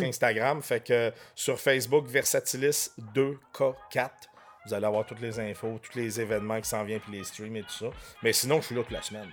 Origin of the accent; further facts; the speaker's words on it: Quebec, Canada; also born or lived in France; je suis né en France. Je suis arrivé au Québec, j'avais un an.